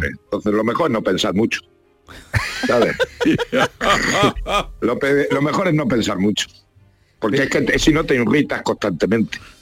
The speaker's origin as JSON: {"language": "Spanish", "area": "Ciudad Real", "region": "Castilla-La Mancha", "country": "Spain", "tie": "born or raised there", "said": "me dieron un premio allí en mi pueblo, en Ciudad Real"}